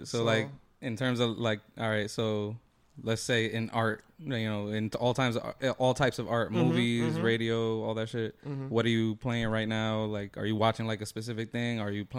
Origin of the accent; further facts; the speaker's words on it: Belleville, New Jersey, United States; growing up in Belleville